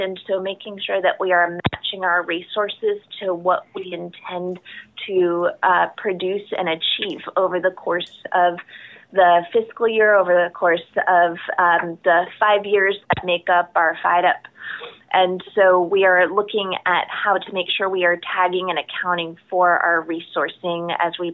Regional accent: South Florida, United States; I grew up in South Florida

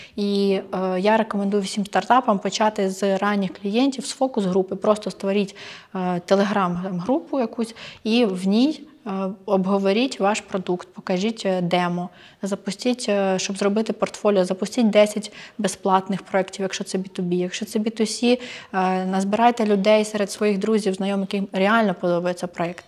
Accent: Ukraine; для мене, для українки

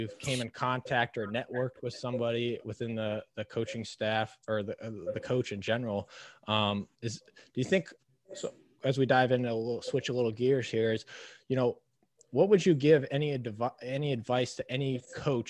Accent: Minnesota, United States; moved away; also born or lived in Omaha, Nebraska; where I grew up in Minnesota

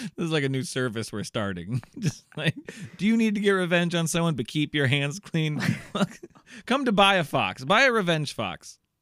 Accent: Iowa, United States; I'm from Iowa. It's very methy here also

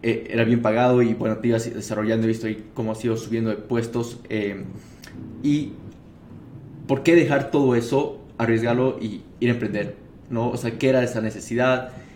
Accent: Bolivia; como bolivianos

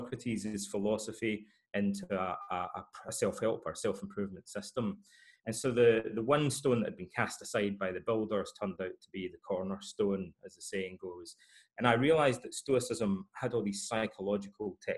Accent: Scotland, United Kingdom; Freemasonry is part of the culture in parts of Scotland. And in my hometown, most of my fathers were Freemasons.

